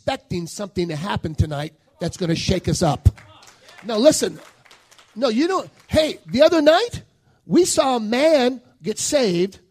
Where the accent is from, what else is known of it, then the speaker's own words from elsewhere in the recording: New Orleans, Louisiana, United States; I was born in New Orleans